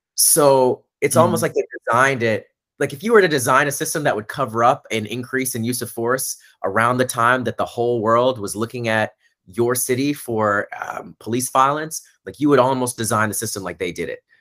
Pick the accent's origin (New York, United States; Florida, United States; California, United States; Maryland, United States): Florida, United States; Orlando; I'm from Orlando, Florida. That's where I grew up.